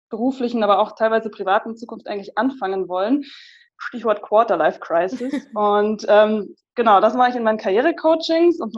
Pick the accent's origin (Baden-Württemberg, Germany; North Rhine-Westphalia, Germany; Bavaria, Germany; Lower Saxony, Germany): Bavaria, Germany; Munich; ich bin die …, ich komme aus München, ich bin 29